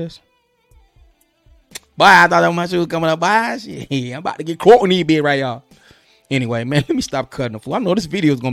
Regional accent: St. Louis, Missouri, United States; I'm from the Lou

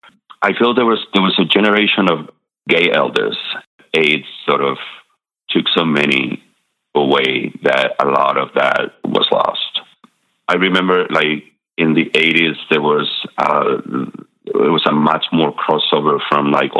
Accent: Madrid, Community of Madrid, Spain; born or raised there; English is a second language; moved away as an adult; also born or lived in La Rioja, Spain; now in Durham, United States

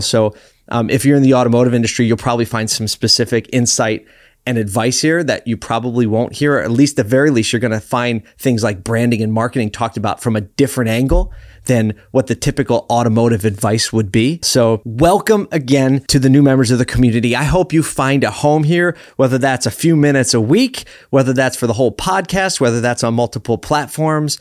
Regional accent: Philadelphia, Pennsylvania, United States; I grew up in Philly, so it's close to my heart

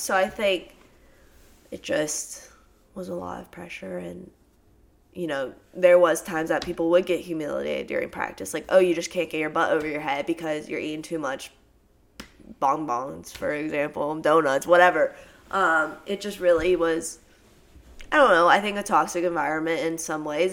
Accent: Tennessee, United States; moved away as an adult; also born or lived in Louisiana; I'm actually from Tennessee, so back in my hometown

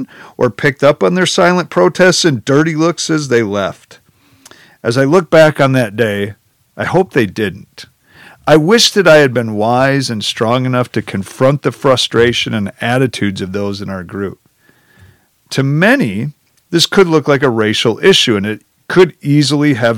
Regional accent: Janesville, Wisconsin, United States; The entire group of us were white, middle-class, Midwestern, small-town Wisconsinites

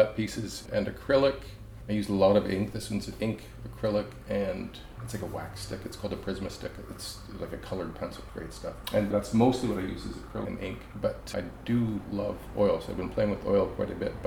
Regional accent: Belle River, Ontario, Canada; moved away as an adult; also born or lived in Vancouver, British Columbia; now in Smithers, Canada; I'm originally from Bell River, Ontario, just outside of Windsor

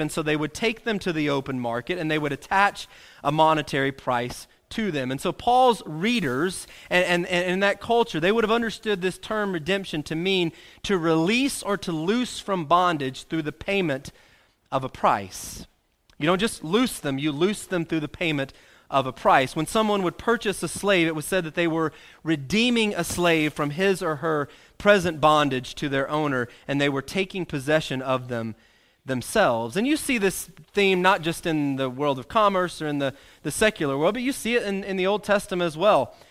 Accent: Arkansas, United States; pretty much since I've been born, growing up in Arkansas

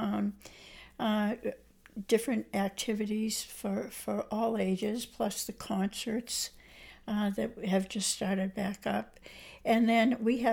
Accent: Braintree, Massachusetts, United States; also born or lived in Cambridge, Massachusetts; I was born in Cambridge, but I came here at the age of like 2 or 3. My family settled in East Braintree. I have one brother, and we grew up in East Braintree

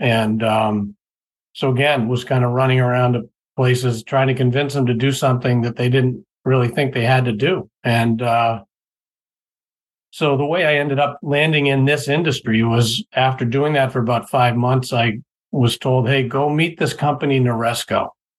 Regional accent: Boston, Massachusetts, United States; You wouldn't hear it in my voice, but I'm from the Boston area originally, born and raised. I actually probably lived outside of New England for less than 18 months of my life

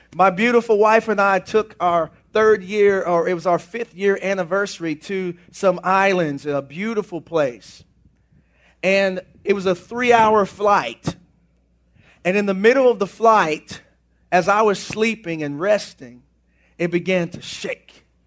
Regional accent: United States; I am American

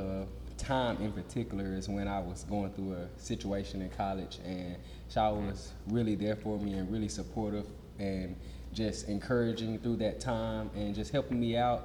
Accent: Little Rock, Arkansas, United States; I was born and raised in Little Rock, Arkansas

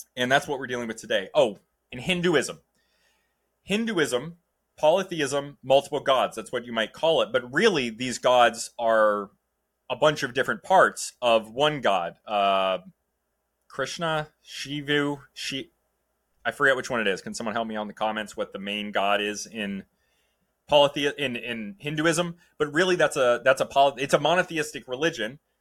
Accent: New England, United States; I'm from New England, man. I just got Catholicism up here

